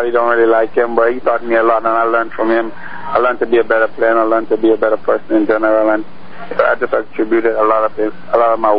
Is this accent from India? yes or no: no; Grenada; Uh, it was big. It, eh, soccer is very big in the Caribbean island.